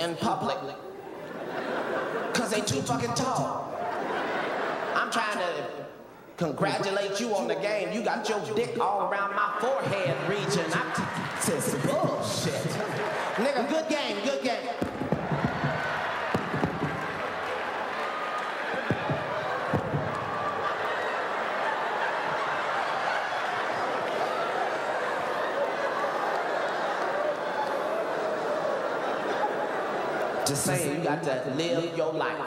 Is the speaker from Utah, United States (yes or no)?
no; Cincinnati, Ohio, United States; now in Los Angeles, United States; where I grew up in Avondale